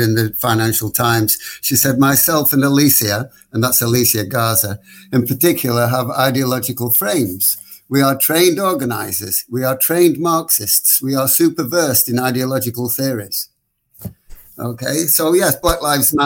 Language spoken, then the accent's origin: English; Blackpool, North West England, United Kingdom; moved away; back in my hometown of Blackpool